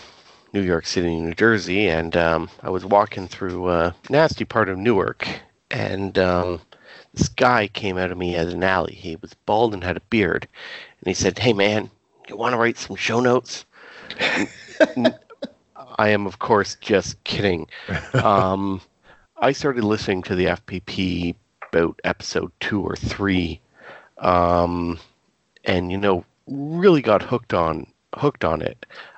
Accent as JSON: {"language": "English", "country": "Canada", "said": "being a Canadian, B, military historian."}